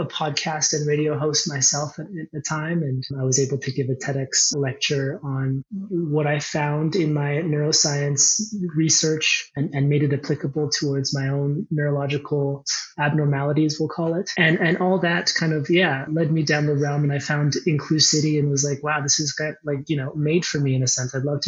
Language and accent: English; Quebec, Canada; born there; also born or lived in Ontario / Alberta; I'm an Easterner as well. I was born in Quebec and spent some years in Ontario and then many more years in Alberta.